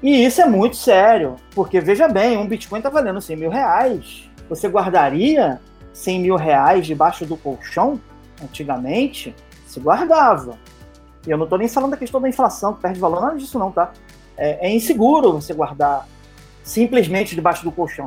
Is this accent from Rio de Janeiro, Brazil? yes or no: yes; Baixada Fluminense, Rio de Janeiro, Brazil; eu sou carioca, eu sou carioca da Baixada Fluminense